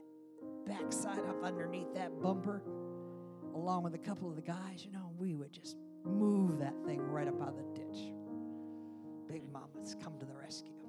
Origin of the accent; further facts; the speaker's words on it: upstate New York, United States; in my hometown of upstate New York, where blizzards came in over Lake Ontario